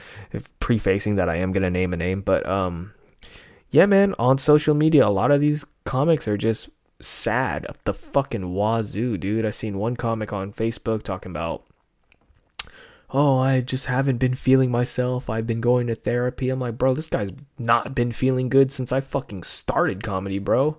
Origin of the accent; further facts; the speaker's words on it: United States; I'm American